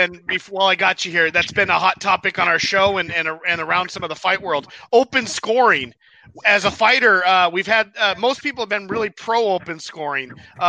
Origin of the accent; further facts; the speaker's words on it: Temecula, California, United States; my hometown, Temecula, California.